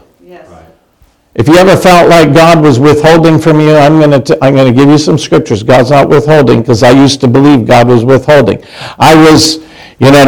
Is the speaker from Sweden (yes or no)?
no; Canada; now in United States; I'm Canadian